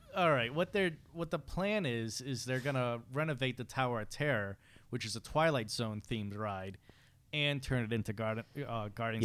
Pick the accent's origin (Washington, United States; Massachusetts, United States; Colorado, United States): Massachusetts, United States; Fall River; I'm from Fall River